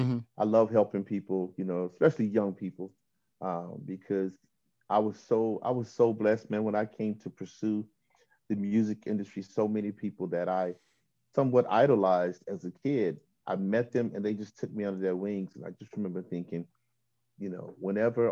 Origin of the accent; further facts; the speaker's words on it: Chattanooga, Tennessee, United States; moved away; where I'm from Chattanooga, Tennessee. I'm the youngest of four